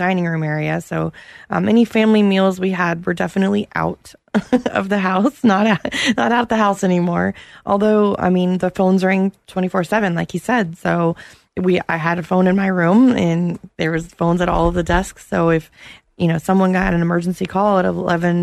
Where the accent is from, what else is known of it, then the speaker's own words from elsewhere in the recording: Apopka, Florida, United States; I grew up in Schuyler Oaks, right in the heart of Apopka.